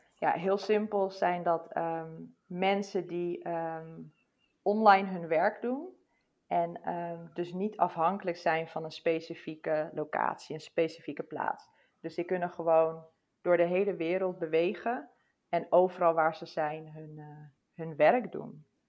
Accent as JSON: {"language": "Dutch", "country": "Netherlands", "said": "ons als Nederlanders"}